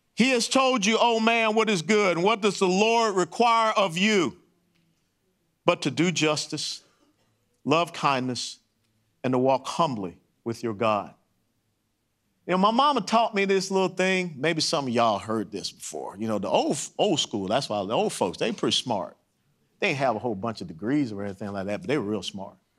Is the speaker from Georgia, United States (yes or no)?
yes; Atlanta, Georgia, United States; Kennesaw Avenue, where I grew up in Atlanta, Georgia